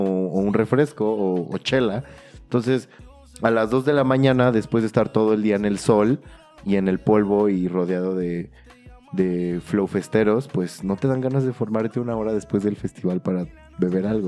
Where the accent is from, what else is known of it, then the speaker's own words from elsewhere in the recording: State of Mexico, Mexico; yo soy mexiquense